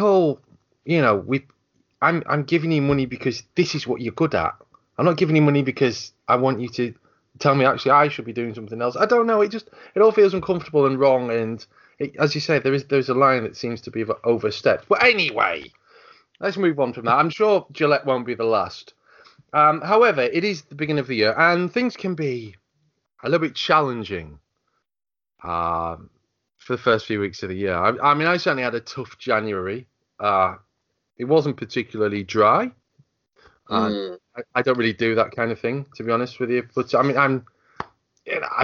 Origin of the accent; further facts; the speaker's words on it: United Kingdom; I'm British